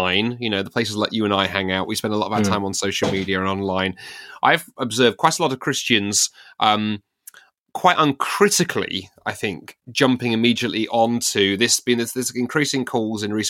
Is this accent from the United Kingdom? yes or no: yes; United Kingdom; as a Brit